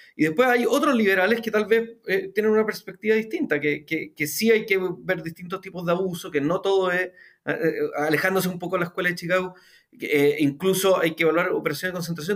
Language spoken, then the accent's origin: Spanish; Chile; en Chile hablaríamos del pie